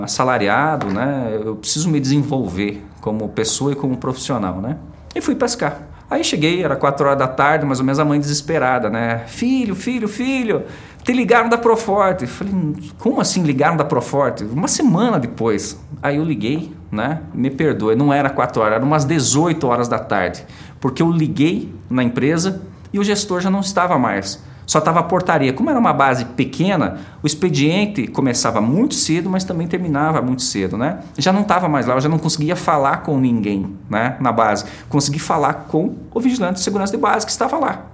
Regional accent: Prudentópolis, Paraná, Brazil; moved away as an adult; also born or lived in Imbituva / Maringá / Guarapuava; nasci em Prudentópolis

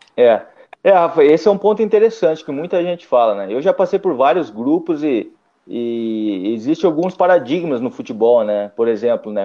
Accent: Curitiba, Paraná, Brazil; Eu sou de Curitiba, então temos três clubes lá na capital. É, eu nasci em 84

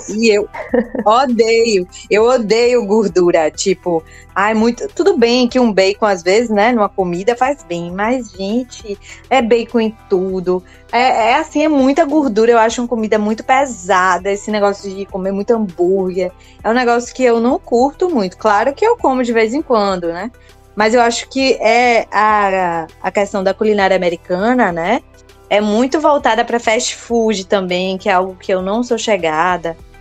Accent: Bahia, Brazil; eu sou baiana

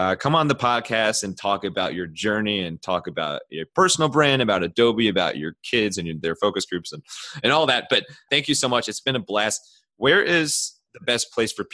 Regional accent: Cleveland, Ohio, United States; I'm from Cleveland.

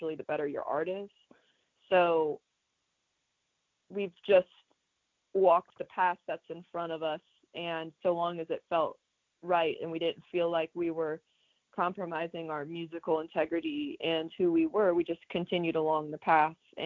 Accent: Atlanta, Georgia, United States; We're from Atlanta, Georgia

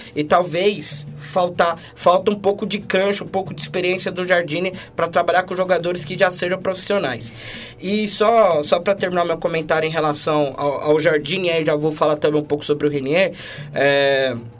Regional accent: Brazil; Como brasileiro

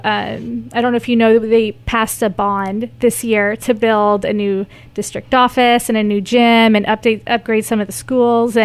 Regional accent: North Missouri, United States; now in Kearney, United States; we're from North Missouri, about an hour north of here

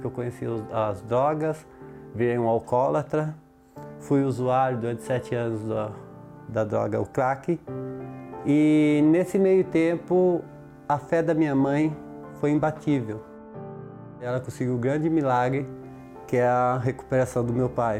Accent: Bragança Paulista, São Paulo, Brazil; sou de Bragança Paulista

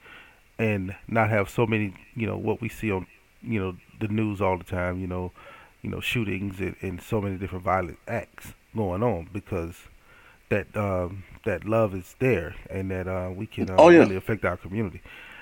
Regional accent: the South, United States; now in Omaha, United States; I'm from the South

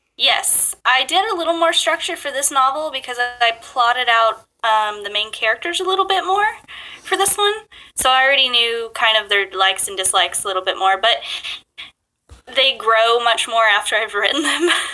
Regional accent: Bluegrass region of Kentucky, United States; also born or lived in Japan; I grew up in the bluegrass region of Kentucky

